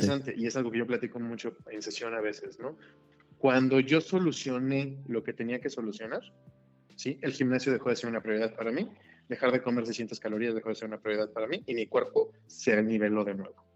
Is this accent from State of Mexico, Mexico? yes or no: no; Celaya, Guanajuato, Mexico; soy de Celaya